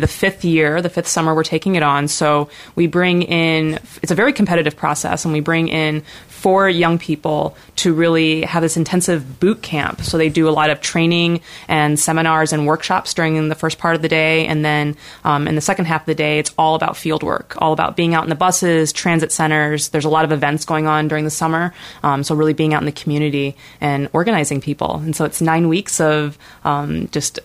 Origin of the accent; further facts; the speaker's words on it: Chicago, Illinois, United States; also born or lived in Hong Kong; now in Portland, United States; I was born and raised in Chicago, Illinois, in the inner city